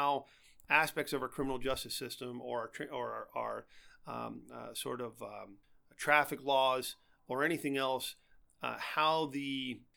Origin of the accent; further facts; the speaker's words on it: Allegheny County, Pennsylvania, United States; I'm from Allegheny County.